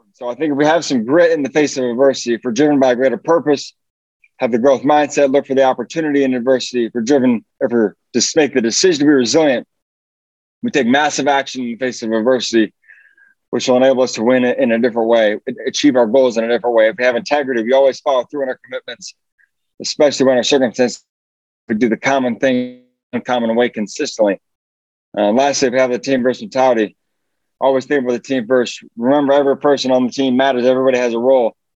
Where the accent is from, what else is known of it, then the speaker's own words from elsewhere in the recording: Fort Wayne, Indiana, United States; moved away; I'm from Fort Wayne, Indiana originally